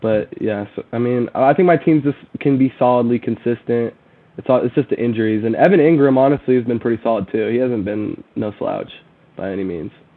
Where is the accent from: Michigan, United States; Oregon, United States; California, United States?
Oregon, United States; Sherwood; I'm from Oregon. Uh, I'm from kind of the same area as you were from, uh, Portland area. Um, I went to Sherwood High School